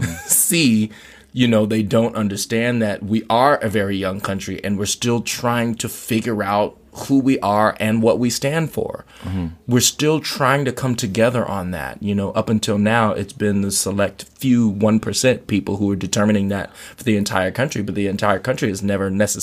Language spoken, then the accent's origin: English; Anchorage, Alaska, United States; also born or lived in Louisiana; I moved to Alaska from Louisiana when I was about 10 or 11, you know.